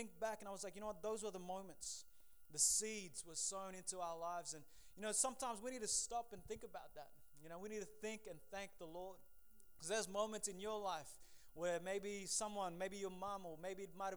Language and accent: English; Lae, Papua New Guinea; also born or lived in Port Moresby, Papua New Guinea / Hula, Papua New Guinea; Pretty much I grew up in PNG. I was born in Papua New Guinea.